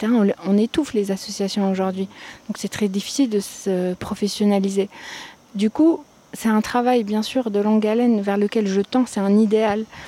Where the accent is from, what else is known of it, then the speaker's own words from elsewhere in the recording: Algeria; also born or lived in Paris; je suis algérienne